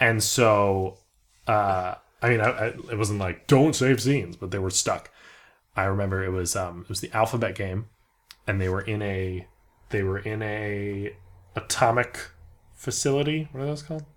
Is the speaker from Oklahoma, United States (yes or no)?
no; Beverly Hills, California, United States; moved away; I was from Beverly Hills